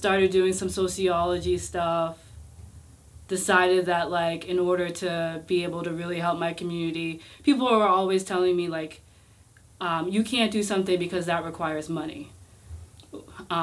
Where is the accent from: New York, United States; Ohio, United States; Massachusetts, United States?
Massachusetts, United States; Boston; Roxbury, Dorchester, Mattapan. Moved around Boston my entire life.